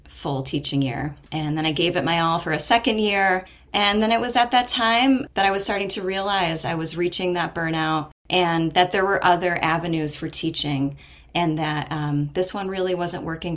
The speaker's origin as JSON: {"language": "English", "country": "United States", "tie": "born or raised there", "moved": "as an adult", "said": "I decided to move back to this area, which is my hometown region"}